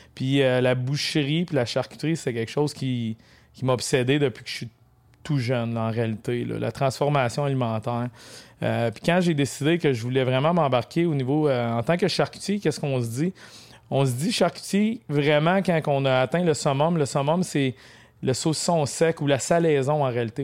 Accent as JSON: {"language": "French", "area": "Mont-Laurier region", "region": "Quebec", "country": "Canada", "said": "je suis de la région de Mont-Laurier. C'est sûr, je suis pas natif de Mont-Laurier."}